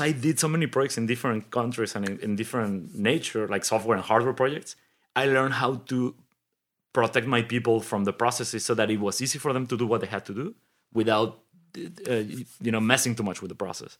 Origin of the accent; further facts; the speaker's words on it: Mexico City, Mexico; moved away as an adult; also born or lived in Detroit / Germany; I grew up in Mexico City.